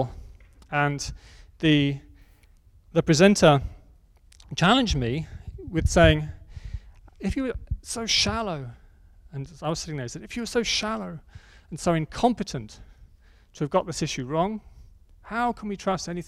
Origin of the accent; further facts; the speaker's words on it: Oxford, South East England, United Kingdom; my hometown in Oxford